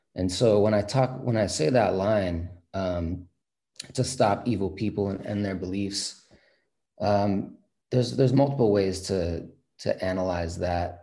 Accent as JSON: {"language": "English", "town": "San Francisco", "region": "California", "country": "United States", "tie": "born or raised there", "said": "growing up in the Bay Area, San Francisco specifically"}